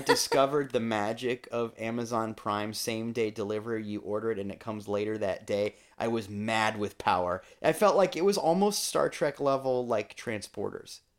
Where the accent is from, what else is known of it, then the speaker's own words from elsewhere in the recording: Iowa, United States; now in Florida, United States; I am a Midwesterner at heart still.